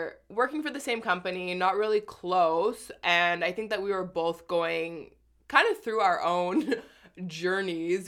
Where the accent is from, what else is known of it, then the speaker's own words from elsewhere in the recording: Winnipeg, Manitoba, Canada; now in Toronto, Canada; from Winnipeg, where I'm originally from.